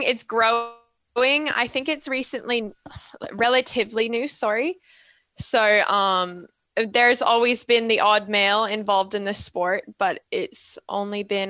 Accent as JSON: {"language": "English", "town": "Calgary", "region": "Alberta", "country": "Canada", "moved": "yes", "lives_now": "Australia", "said": "I'm from Calgary, Alberta"}